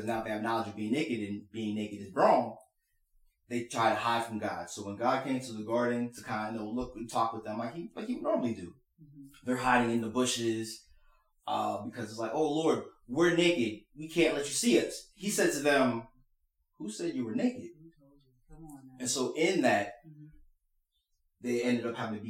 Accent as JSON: {"language": "English", "town": "Indiana", "region": "Pennsylvania", "country": "United States", "tie": "born or raised there", "said": "we grew up in Indiana, Pennsylvania."}